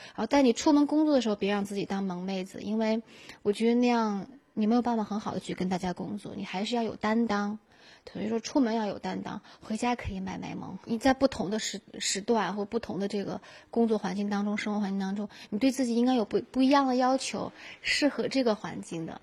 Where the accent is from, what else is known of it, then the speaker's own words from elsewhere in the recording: Gansu, China; moved away; 从小在甘肃电视台就做十二节目主持，那时候我还是一个学生呢